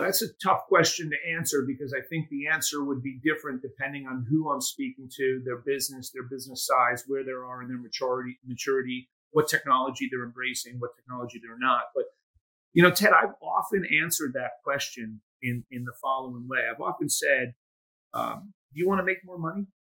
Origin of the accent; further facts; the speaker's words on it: United States; I was born and raised in the United States, but a first generation to immigrant parents